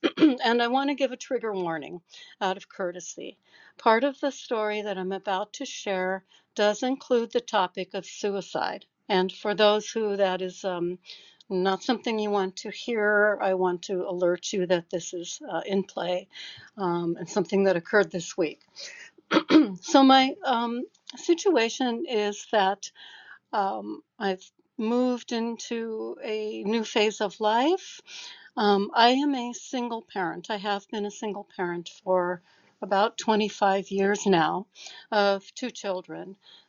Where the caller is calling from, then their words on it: Seattle, Washington, United States; So my background, I'm speaking from Seattle.